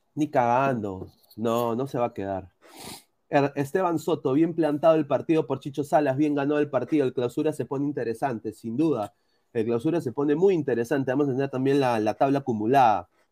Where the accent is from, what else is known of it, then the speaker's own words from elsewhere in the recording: Peru; soy peruano